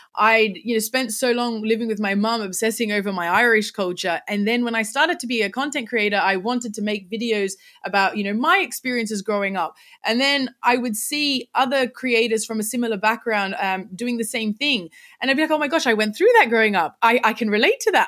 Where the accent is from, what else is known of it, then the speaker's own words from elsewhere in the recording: Sydney, New South Wales, Australia; accent: Australian; I was born in in Sydney, Australia, and I've lived here pretty much my whole life